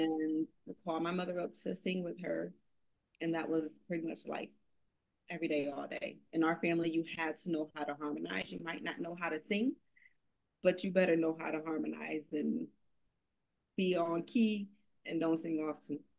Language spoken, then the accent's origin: English; Connecticut, United States; now in Atlanta, United States; We're both from Connecticut originally.